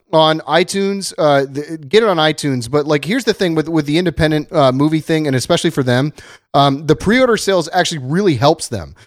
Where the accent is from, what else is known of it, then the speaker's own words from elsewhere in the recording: Dayton, Ohio, United States; now in Los Angeles, United States; my hometown in Dayton, Ohio